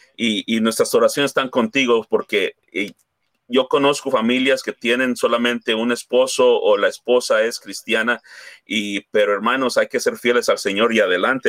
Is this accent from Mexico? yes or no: yes; Mexico; somos hispanos, somos mexicanos